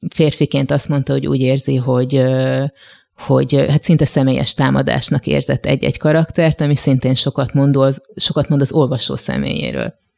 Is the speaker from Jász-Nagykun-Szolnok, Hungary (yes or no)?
no; Gödöllő, Pest, Hungary; moved away as an adult; also born or lived in Budapest; én Gödöllőn nevelkedtem, hogyha ezt így lehet mondani, tehát ott jártam iskolába, ott nőttem fel